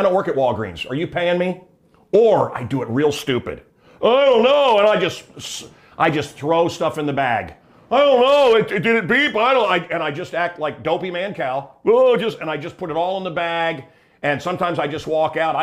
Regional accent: Suicide Falls, Missouri, United States; now in North Shore of Chicago, United States; I come from Suicide Falls, Missouri

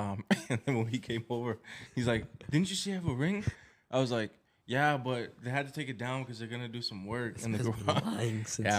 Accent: New York, United States; born or raised there

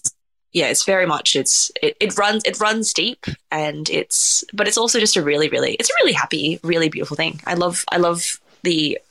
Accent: Singapore; born there; We're a very mixed family. I was born in Singapore as well.

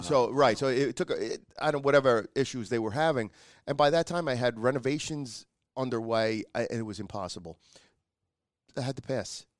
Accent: New York, United States; I says, "New York."

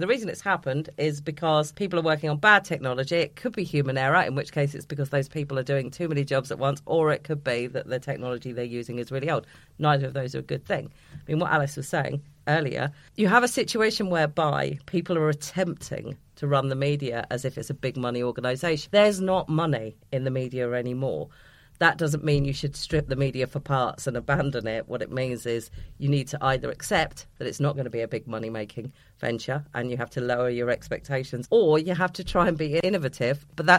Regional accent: England, United Kingdom; I grew up outside of London in a working class family.

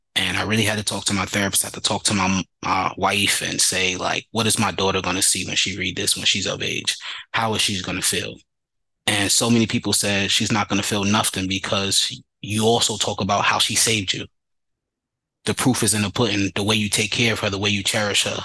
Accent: New York City, New York, United States; growing up in the Bronx and going to high school in Harlem.

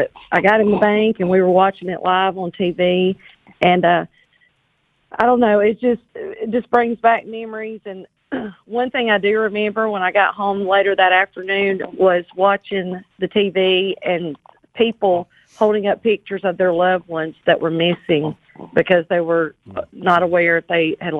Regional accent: Gadsden, Alabama, United States; I'm originally from Gadsden, and I've been listening to the show for about 20 years.

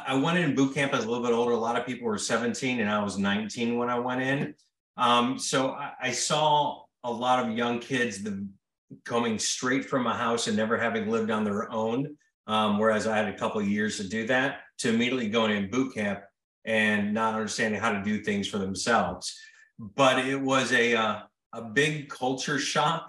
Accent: Mississippi, United States; accent: Mississippian; also born or lived in Libertyville, Illinois; I grew up in Mississippi

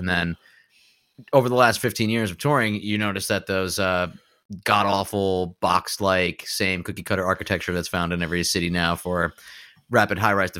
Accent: Pennsylvania, United States; growing up in Pennsylvania

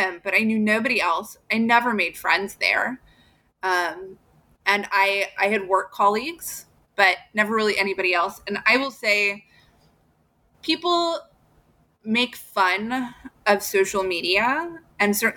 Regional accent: Southern Illinois, United States; moved away as an adult; I grew up in Southern Illinois.

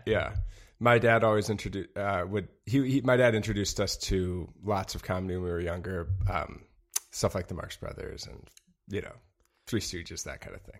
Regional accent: Madison, Wisconsin, United States; moved away; also born or lived in Chicago; I am from Madison, Wisconsin

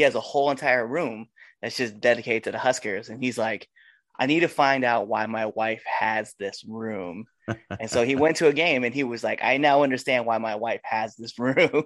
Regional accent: Nebraska, United States; I'm from Nebraska

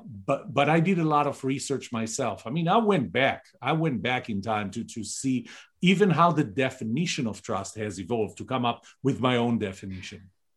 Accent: Texas, United States; We're both original from Texas

